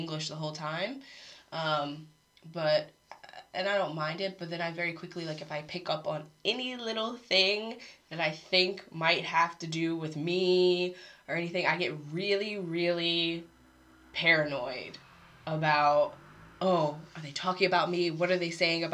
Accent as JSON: {"language": "English", "town": "Harrisburg", "region": "Pennsylvania", "country": "United States", "tie": "born or raised there", "moved": "as an adult", "lives_now": "South Korea", "said": "I've grown up around so many different cultures, Spanish speakers, Vietnamese speakers, Korean speakers. Where I grew up in Pennsylvania was just like very diverse."}